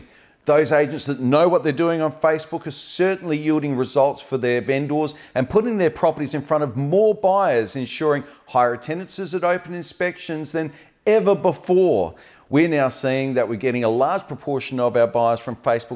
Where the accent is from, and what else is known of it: Australia; now in Adelaide, Australia